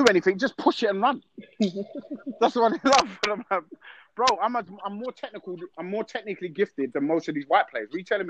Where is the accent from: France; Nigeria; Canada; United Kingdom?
United Kingdom; Peckham, London; Like I'm from Peckham. Like you don't know.